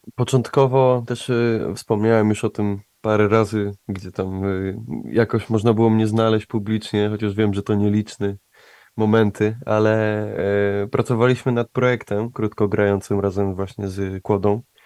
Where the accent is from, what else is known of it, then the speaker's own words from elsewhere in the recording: Łódź, Łódź Voivodeship, Poland; jesteśmy z Łodzi, a ja tak jak mówiłem, kocham moje miasto, także Łódź, miasto pływa